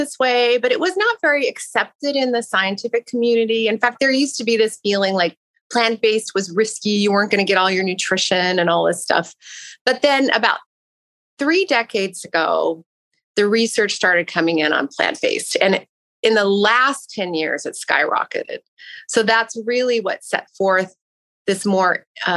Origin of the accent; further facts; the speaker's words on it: Pacific Northwest, United States; I grew up in the Pacific Northwest